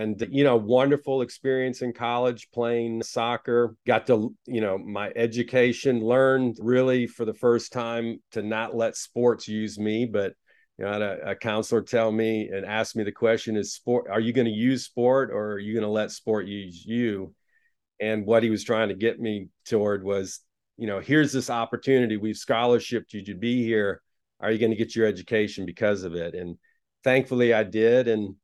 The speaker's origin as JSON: {"language": "English", "country": "Taiwan", "tie": "born or raised there", "also_born_or_lived": "United States", "moved": "yes", "said": "I grew up in a different country. I was born in the United States, but went to Taiwan when I was 2 years old. Of course, Taiwan's a lot in the news a lot right now for various reasons, but that's where I grew up."}